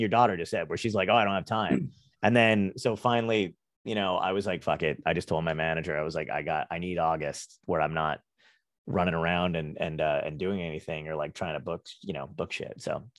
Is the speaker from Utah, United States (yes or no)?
no; New Jersey, United States; also born or lived in Brooklyn / New York / Arizona; I grew up in New Jersey, but I lived in New York. I was born in Brooklyn, lived in New York for a bit, lived in Arizona. So it's like Brooklyn, desert, and then New Jersey.